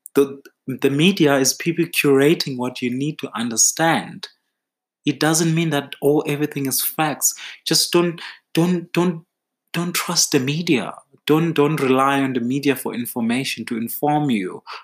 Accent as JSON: {"language": "English", "region": "Eastern Cape", "country": "South Africa", "said": "I'm from the Eastern Cape"}